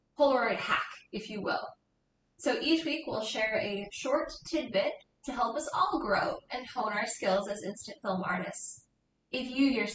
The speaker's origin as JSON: {"language": "English", "region": "West Coast", "country": "United States", "tie": "born or raised there", "said": "growing up on the West Coast"}